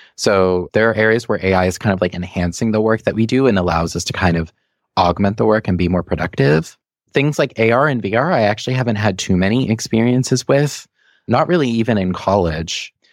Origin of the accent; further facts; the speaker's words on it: Saugus, Massachusetts, United States; also born or lived in Malden, Massachusetts / Revere, Massachusetts; I grew up mostly in towns called Saugus and Malden and a little bit in Revere